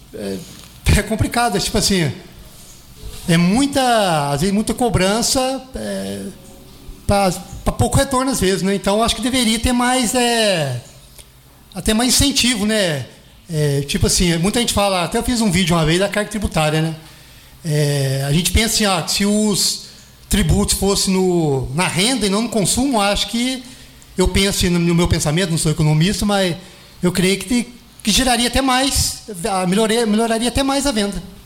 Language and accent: Portuguese; Itajubá, Minas Gerais, Brazil; also born or lived in Jambeiro; Eu fui nascido e criado na, na Vila Isabel